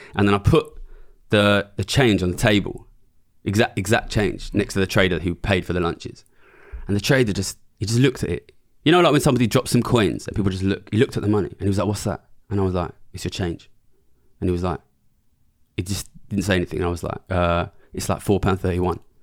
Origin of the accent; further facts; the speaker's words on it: London, United Kingdom; I'm from Ilford, which is a small suburb of East London.